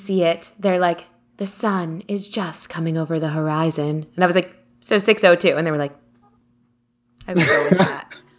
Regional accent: Florida, United States; I was born in Florida

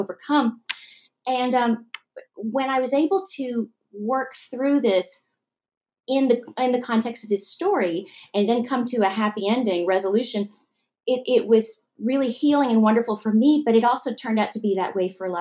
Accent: Massachusetts, United States; moved away as an adult; also born or lived in Temple, Texas / Texas; Was born in Texas, and I was born actually in Temple, and then was brought up for a long time in Massachusetts

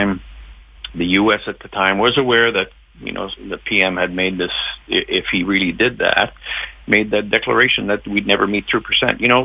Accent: Canada

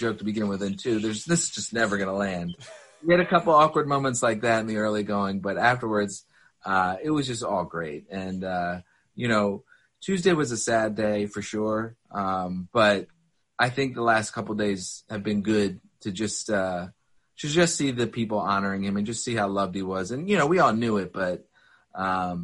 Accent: Philadelphia, Pennsylvania, United States; moved away as an adult; now in Boston, United States; I grew up in Philadelphia

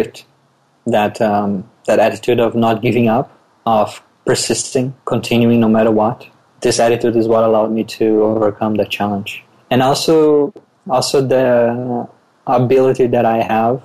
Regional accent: Brazil; moved away as an adult; now in Australia; I was born and raised in Brazil. I moved to Australia as an immigrant about 5 years ago

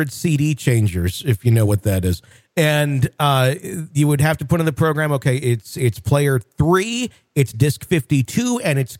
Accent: Hawaii, United States; Let's start off by simply stating that I grew up in Hawaii on the Big Island

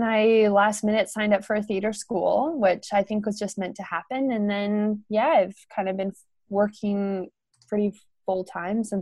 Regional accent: Canada; I'm from Canada, and I was born and raised in a small town

